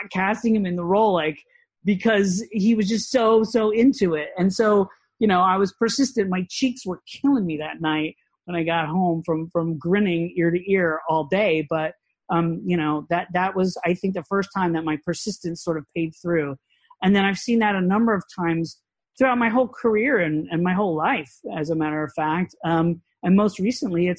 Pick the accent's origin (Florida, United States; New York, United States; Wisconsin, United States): Florida, United States; Orlando; I grew up in Orlando